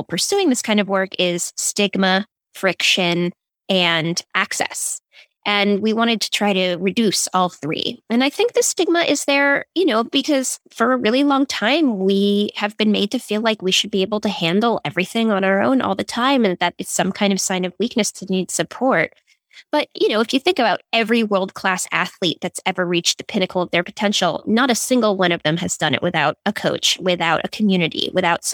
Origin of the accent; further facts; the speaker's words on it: Silicon Valley, California, United States; I grew up in Silicon Valley